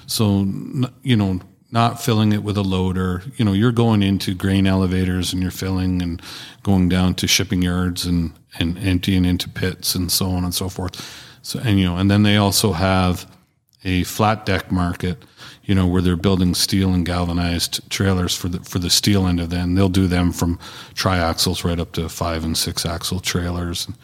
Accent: Canada; proudly Canadian

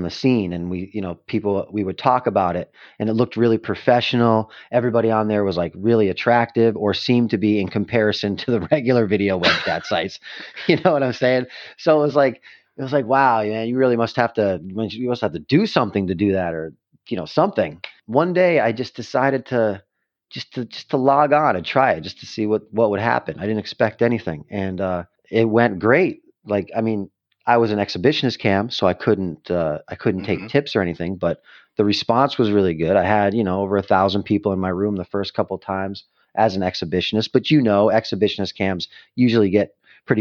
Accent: Western Massachusetts, United States; moved away as an adult; I spent most of my life in Massachusetts, Western Massachusetts

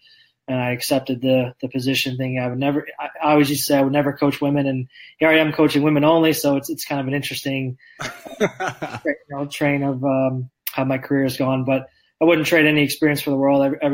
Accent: Indiana, United States; moved away as an adult; now in Lindsborg, United States; I grew up in Indiana.

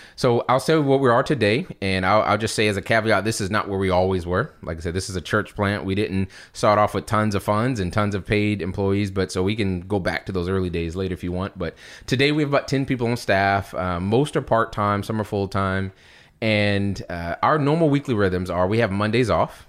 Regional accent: Charleston, South Carolina, United States; also born or lived in Philadelphia; born and raised in Charleston

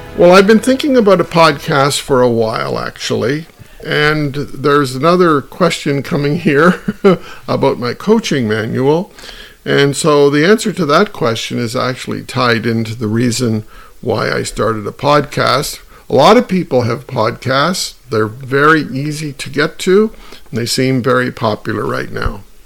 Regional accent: Kitchener, Ontario, Canada; my walk home from high school to my home happened to go by the KW Granite Club in my hometown of Kitchener Waterloo

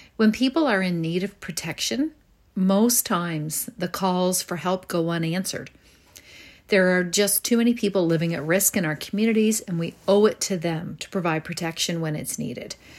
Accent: Northport, Nova Scotia, Canada; growing up in North Port

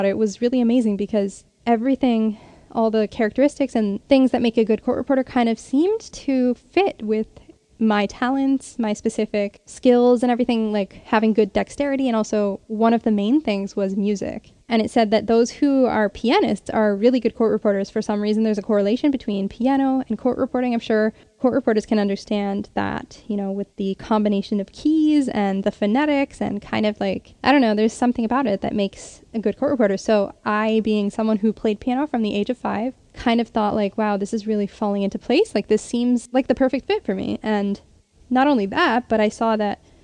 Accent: Connecticut, United States; my home state, which is Connecticut

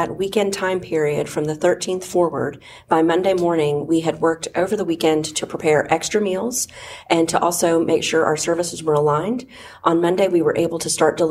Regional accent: Oklahoma, United States; also born or lived in Philadelphia, Pennsylvania; now in Georgia, United States; I originally grew up in Oklahoma, and then spent a lot of my years in Philadelphia and Pennsylvania, and then came to Georgia

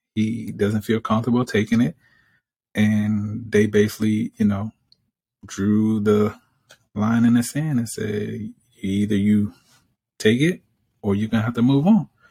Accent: Alabama, United States; I'm from Alabama

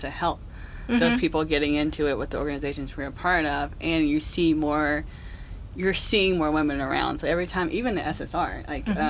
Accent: Alabama, United States; now in Tennessee, United States; I kept saying y'all, because I'm from Alabama, and we live in Tennessee

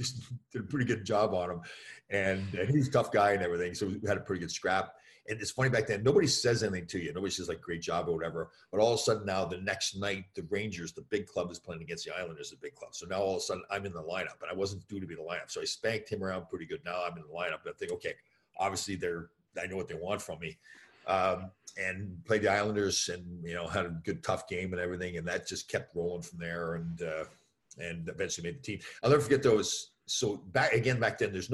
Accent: right outside of Toronto, Ontario, Canada; I grew up right outside of Toronto

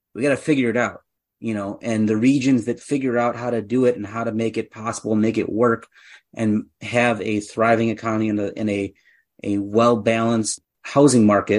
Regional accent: Germantown, Wisconsin, United States; I grew up in Germantown, and I, you know, grew up just on the road from that spot

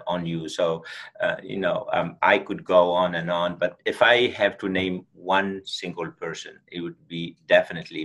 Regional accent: Tunisia; moved away; We grew up in Tunisia, North Africa, and at a very small village, we did not even have electricity

